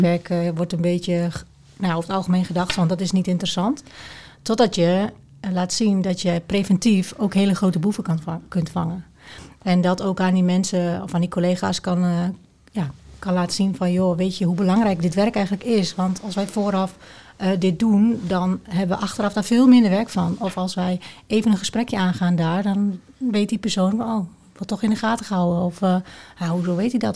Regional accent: Twente, Overijssel, Netherlands; de sociale controle eigenlijk van, van de mensen binnen, binnen Twente

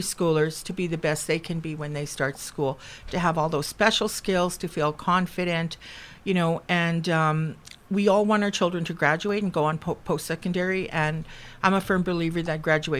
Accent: Ebb and Flow First Nation, Manitoba, Canada; moved away; I'm originally from Ebb and Flow First Nation

